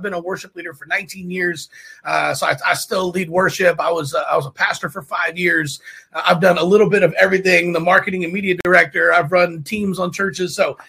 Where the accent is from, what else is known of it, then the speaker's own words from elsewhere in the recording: Tulsa, Oklahoma, United States; So I'm originally from Tulsa, Oklahoma. We're in Kansas City right now.